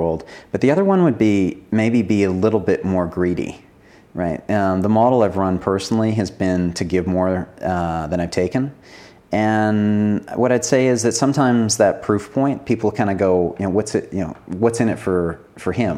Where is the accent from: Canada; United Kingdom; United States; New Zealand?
Canada; Being Canadian